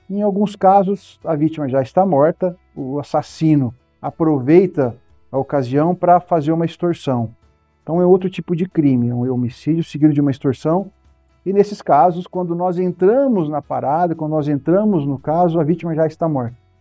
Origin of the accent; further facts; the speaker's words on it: Votuporanga, São Paulo, Brazil; moved away as an adult; now in São Paulo, Brazil; minha cidade natal, Votuporanga